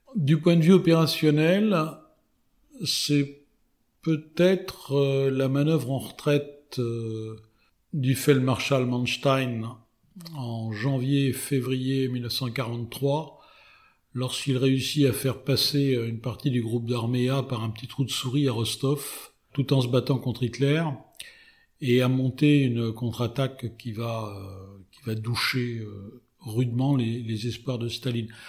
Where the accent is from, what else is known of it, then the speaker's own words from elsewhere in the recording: France; en tant que Français